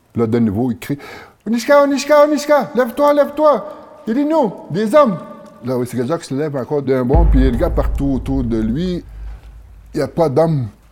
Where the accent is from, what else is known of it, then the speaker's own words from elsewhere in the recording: Atikamekw community, Quebec, Canada; je viens de la communauté de Waymond